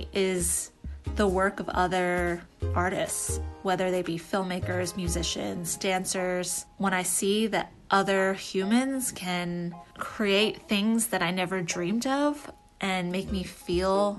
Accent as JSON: {"language": "English", "region": "Florida", "country": "United States", "tie": "born or raised there", "moved": "as an adult", "lives_now": "Atlanta, United States", "said": "my home state, Florida"}